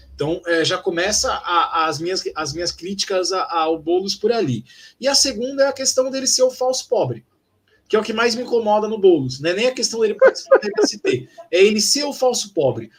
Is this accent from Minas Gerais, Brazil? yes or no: no; São Paulo, Brazil; eu, como paulistano